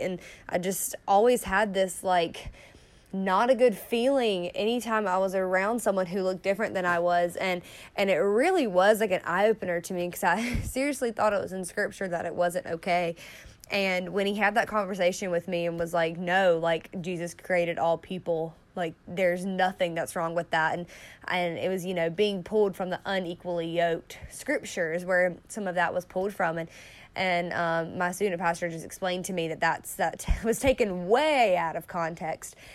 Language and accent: English; the South, United States; I grew up in the South. I've lived in three parts of the South, so it's not just in, in one state